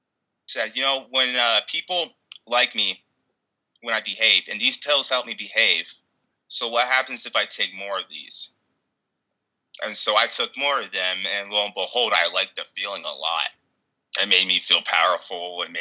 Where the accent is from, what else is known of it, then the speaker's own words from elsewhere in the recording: Ohio, United States; also born or lived in Kimball, Nebraska; I'm originally from Ohio, my dad was a chemist, and he got laid off, and so we ended up moving to Kimball, Nebraska, which I lived in a city, and then I moved to a really small town